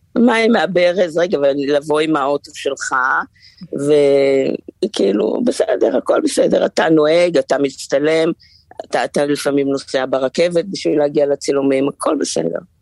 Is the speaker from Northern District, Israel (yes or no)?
no; Haifa, Haifa District, Israel; אני בחיפה. חזרתי לעיר מולדתי.